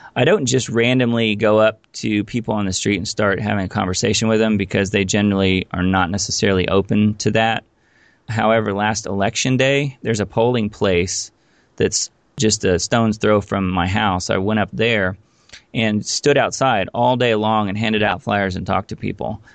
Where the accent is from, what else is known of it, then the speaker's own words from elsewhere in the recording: Indiana, United States; moved away as an adult; also born or lived in Los Angeles; I actually grew up in Indiana.